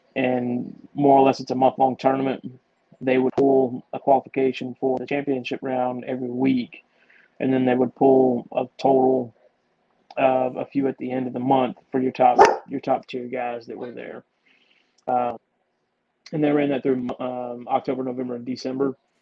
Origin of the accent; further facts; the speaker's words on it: Georgia, United States; more or less born and raised in Georgia